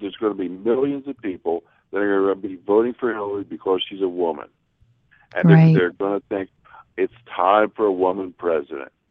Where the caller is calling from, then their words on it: Nevada, United States; I'm, I'm called from Nevada. I'm going to be there screaming for her.